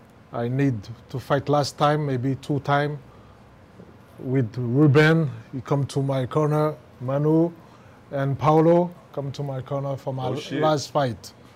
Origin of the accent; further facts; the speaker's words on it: France; also born or lived in Cameroon; And I grew up in France, but I born in Cameroon too.